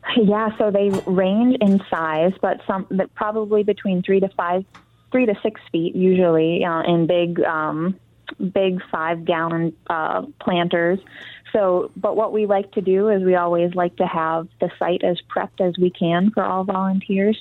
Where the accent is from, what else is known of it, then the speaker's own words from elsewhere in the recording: Garden Peninsula, Upper Peninsula of Michigan, United States; I grew up in the Upper Peninsula of Michigan on the on the Garden Peninsula